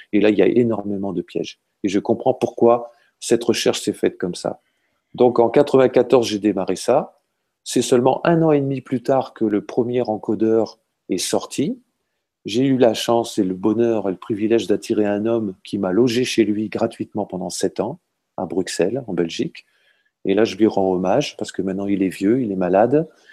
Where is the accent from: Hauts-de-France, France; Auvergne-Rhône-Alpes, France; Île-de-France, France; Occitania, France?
Hauts-de-France, France; je viens du nord de la France, hein, je suis un ch'ti